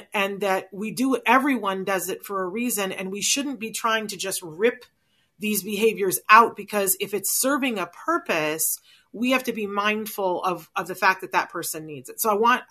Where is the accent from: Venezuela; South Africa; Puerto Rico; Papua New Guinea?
Puerto Rico; born there; I was born in Puerto Rico. That's the only time I've been off the mainland.